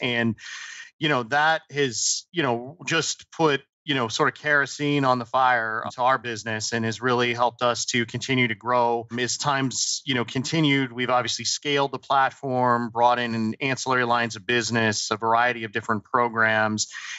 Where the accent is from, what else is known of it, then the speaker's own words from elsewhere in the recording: New Jersey, United States; born there; also born or lived in Colorado; I was born actually in Southern New Jersey, spent a lot of time in Colorado